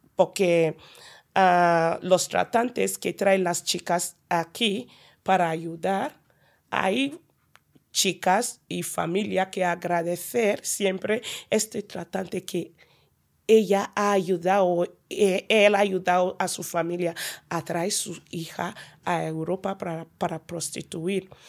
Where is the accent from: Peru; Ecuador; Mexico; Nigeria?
Nigeria; Spanish is a second language; now in Pamplona, Spain; soy una nigeriana